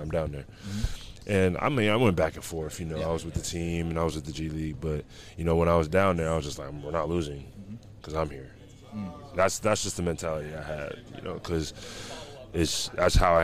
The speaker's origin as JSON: {"language": "English", "town": "Las Vegas", "region": "Nevada", "country": "United States", "moved": "yes", "said": "I'm from Vegas"}